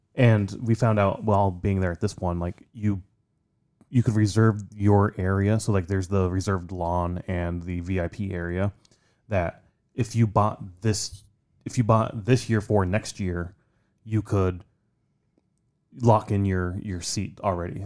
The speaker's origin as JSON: {"language": "English", "region": "Midwest", "country": "United States", "tie": "born or raised there", "said": "growing up in the Midwest"}